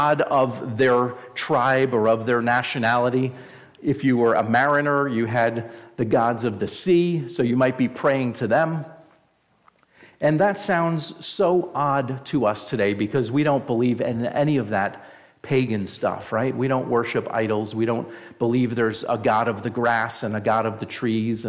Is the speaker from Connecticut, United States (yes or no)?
no; New Jersey, United States; moved away; I'm originally from New Jersey, if you can't tell from my great accent